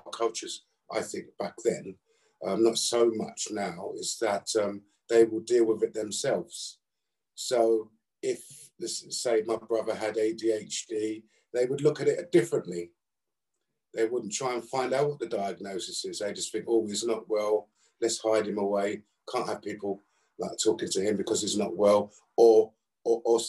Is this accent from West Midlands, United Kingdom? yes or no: no; London, United Kingdom; I was brought up in South London